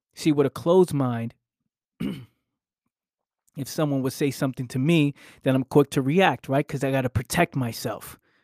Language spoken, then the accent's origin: English; New York City, New York, United States; I grew up in the Bronx.